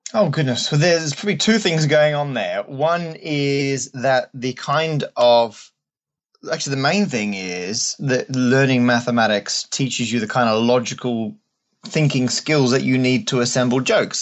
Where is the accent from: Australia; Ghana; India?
Australia; moved away; also born or lived in England; I'm Australian originally, and still am.